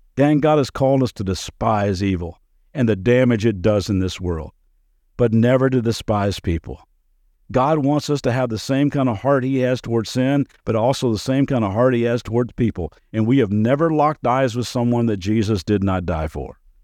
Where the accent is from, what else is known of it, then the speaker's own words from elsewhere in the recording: Kentucky, United States; moved away as an adult; also born or lived in Las Vegas; growing up in Kentucky